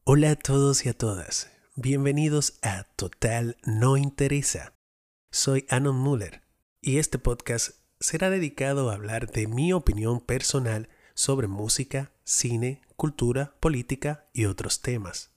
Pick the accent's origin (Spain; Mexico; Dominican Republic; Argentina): Dominican Republic; Barahona; Nací en Barahona en 1986